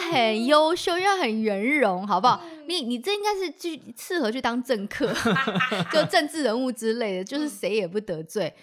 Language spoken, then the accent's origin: Chinese; Taiwan; 我们台湾人就是出口闭口就是谢谢嗯，请谢谢对不起，老师嗯从小就有教